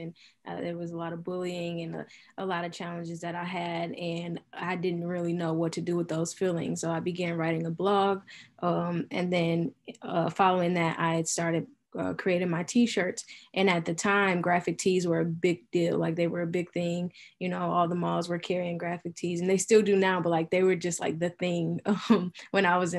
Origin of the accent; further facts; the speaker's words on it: Milwaukee, Wisconsin, United States; Born and raised in Milwaukee. I've been here my whole life, except for my senior year of high school